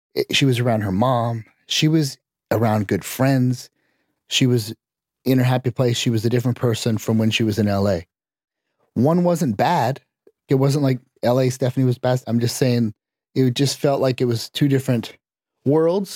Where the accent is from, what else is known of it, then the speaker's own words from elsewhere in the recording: Canada; I grew up in Canada